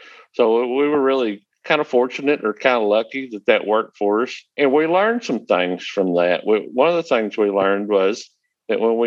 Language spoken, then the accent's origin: English; the Delta, northeast Arkansas, United States; I am from northeast Arkansas, and I'm from the Delta, where it's very flat